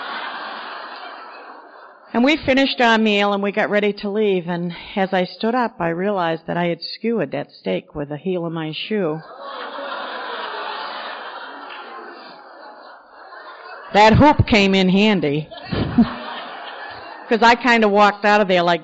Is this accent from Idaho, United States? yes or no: no; Maine, United States; back home in Maine